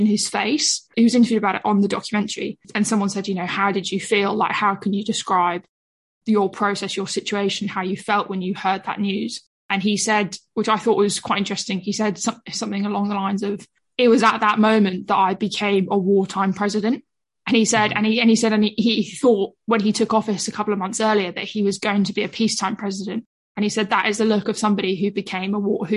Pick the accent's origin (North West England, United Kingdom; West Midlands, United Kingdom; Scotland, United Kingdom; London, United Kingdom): London, United Kingdom; I'm a Londoner